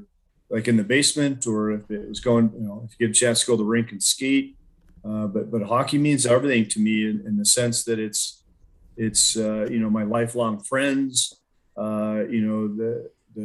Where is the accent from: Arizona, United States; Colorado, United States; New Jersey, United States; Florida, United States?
Colorado, United States; Colorado Springs; growing up in the Springs